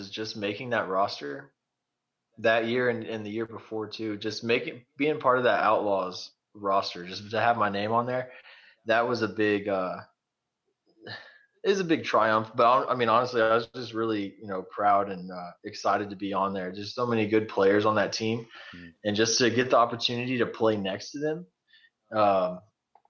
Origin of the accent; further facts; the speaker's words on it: Goliad, Texas, United States; I'm from Goliad, right down the road.